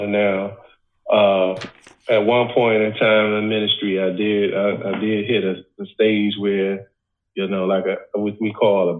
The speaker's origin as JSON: {"language": "English", "town": "Washington", "region": "District of Columbia", "country": "United States", "tie": "born or raised there", "said": "I grew up in Washington, D.C. Back in the early 80s and 90s."}